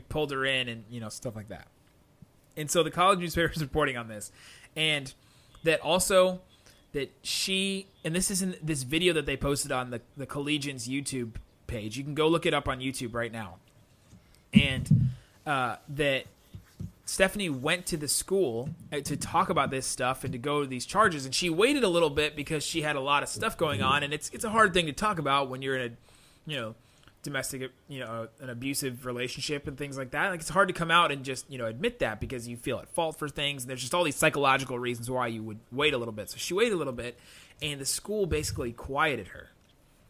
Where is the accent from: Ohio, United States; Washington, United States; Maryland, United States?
Ohio, United States; Cincinnati; moved away; the denomination that I grew up in back in Cincinnati was called Evangelical Free